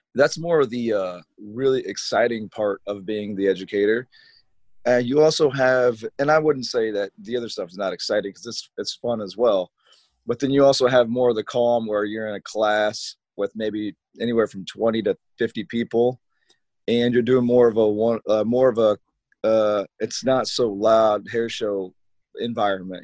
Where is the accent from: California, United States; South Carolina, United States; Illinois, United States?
Illinois, United States; Rock Island; I am from Rock Island, Illinois. I graduated from Rocky in 2003